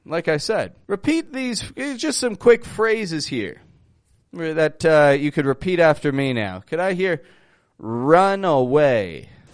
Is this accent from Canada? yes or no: yes; Toronto, Ontario, Canada; I'm from Toronto, from Canada.